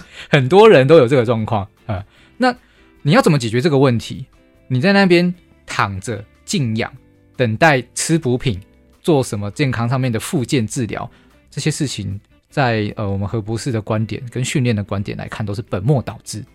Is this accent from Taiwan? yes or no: yes; Taiwan; 我们台湾人其实体质不弱啊，为什么？因为我们是海盗的后裔